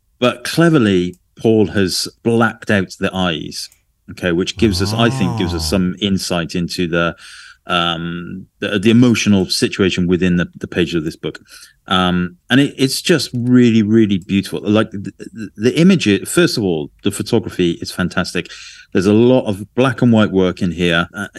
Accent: Adelaide, South Australia, Australia; Documents life on the streets of my hometown, Adelaide, throughout the COVID pandemic.

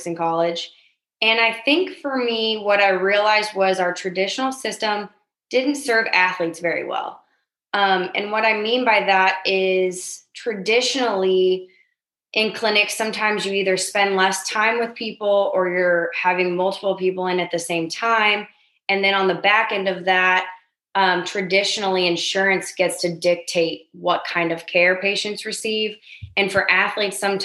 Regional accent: outside of LA, Southern California, United States; moved away as an adult; now in St. Louis, United States; I grew up in Southern California, a little bit outside of LA, and then made my way to St. Louis when I went to graduate school.

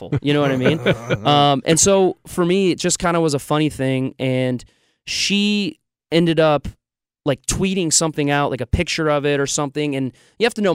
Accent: Orlando, Florida, United States; moved away as an adult; now in Nashville, United States; I'm from Orlando

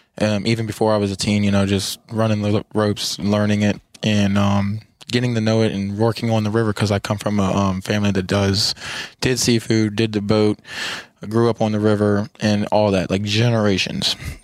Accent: Gainesville, United States; started helping them start up about 45 minutes from where we grew up in Gainesville.

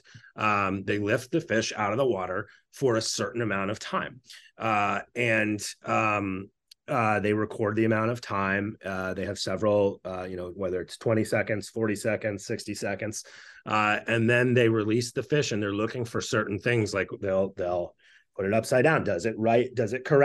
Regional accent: Western Maine, United States; I grew up in Maine

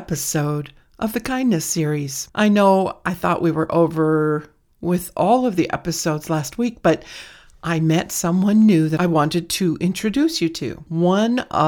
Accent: California, United States; I grew up in California

